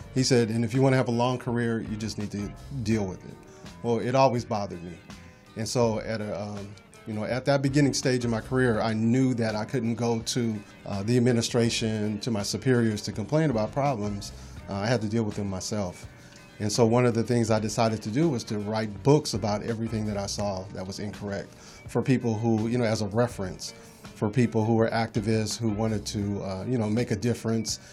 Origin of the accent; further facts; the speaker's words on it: Los Angeles, California, United States; I grew up in Los Angeles